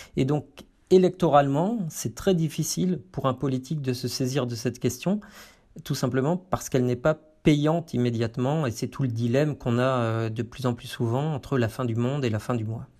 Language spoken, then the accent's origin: French; France; chez nous en France